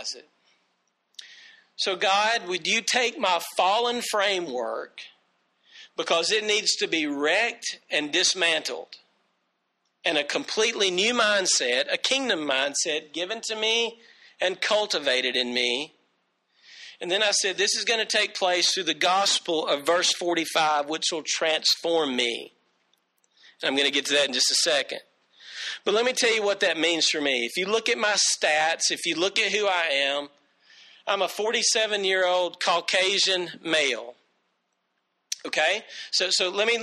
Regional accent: United States; I'm an American

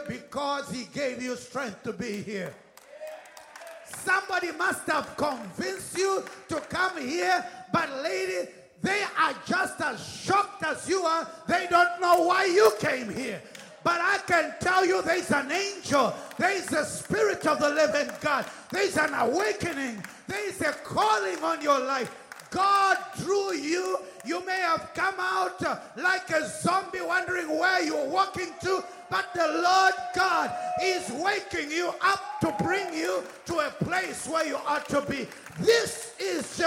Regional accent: United Kingdom; accent: British; I'm British. British accent. We learned British stuff.

